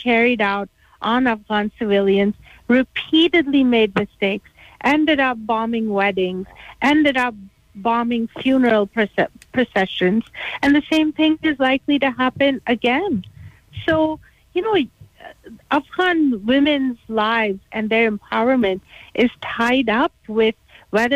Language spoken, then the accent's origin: English; Pakistan; I'm from Pakistan